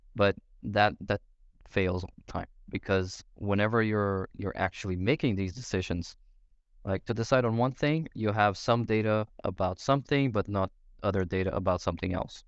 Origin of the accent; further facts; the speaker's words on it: Brazil; moved away as an adult; now in Denmark; I'm originally from Brazil. Been here in Denmark for maybe nine or ten years.